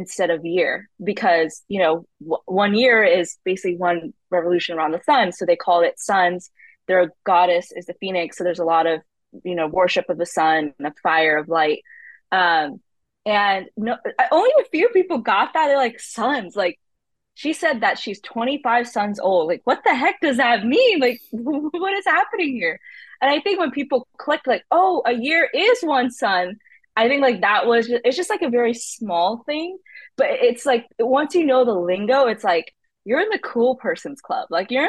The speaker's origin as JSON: {"language": "English", "country": "United States", "said": "I am a Indian American author who loves mythologies, loves old myths, not just from India, but from all across the world"}